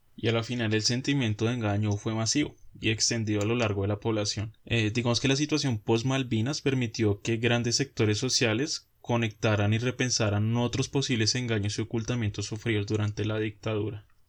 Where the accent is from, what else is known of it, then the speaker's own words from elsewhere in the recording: Colombia; nosotros como colombianos